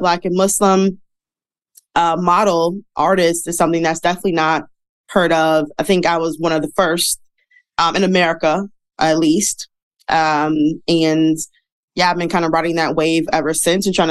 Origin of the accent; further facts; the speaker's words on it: Detroit, Michigan, United States; moved away as an adult; now in New York, United States; I'm from Detroit, live in New York right now. I've been here for 4 years.